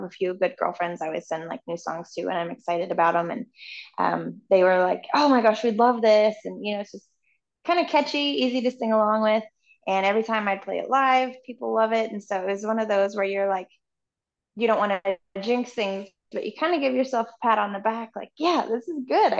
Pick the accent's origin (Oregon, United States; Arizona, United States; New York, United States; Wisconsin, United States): Oregon, United States; Canby; moved away as an adult; also born or lived in Nashville; I'm from this little town called Canby, Oregon